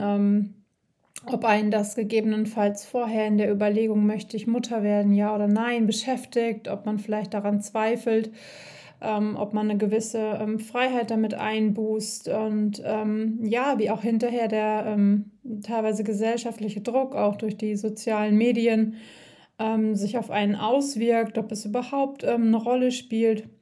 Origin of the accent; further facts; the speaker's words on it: Siegen-Wittgenstein, North Rhine-Westphalia, Germany; now in Black Forest, Germany; aus meiner Heimat, ähm, auch in Siegen-Wittgenstein